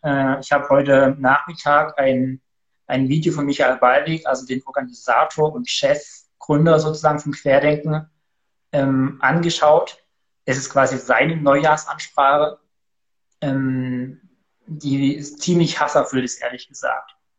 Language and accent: German; Ore Mountains, Saxony, Germany; moved away; also born or lived in Halle / Switzerland; komme nicht aus Cuxhaven, sondern aus dem gesegneten Erzgebirge